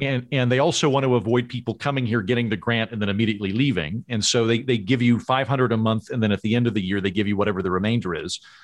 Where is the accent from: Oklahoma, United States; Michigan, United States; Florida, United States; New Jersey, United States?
Oklahoma, United States; moved away as an adult; also born or lived in New York / Los Angeles; now in Tulsa, United States; I grew up in Oklahoma, but I've been gone fifteen years